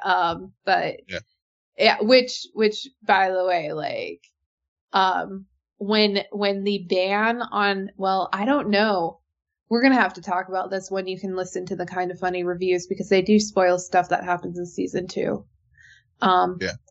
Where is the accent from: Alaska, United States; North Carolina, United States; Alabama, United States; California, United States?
Alaska, United States; I grew up in Alaska